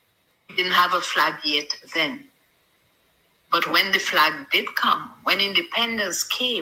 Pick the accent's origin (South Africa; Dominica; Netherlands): Dominica; also born or lived in Curaçao; When I transferred to Dominica at age 9, I just replaced Curacao and put on Dominica.